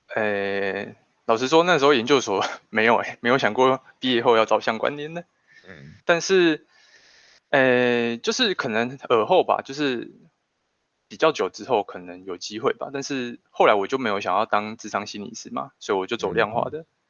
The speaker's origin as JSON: {"language": "Chinese", "region": "Changhua County", "country": "Taiwan", "said": "我们彰化这边的资源"}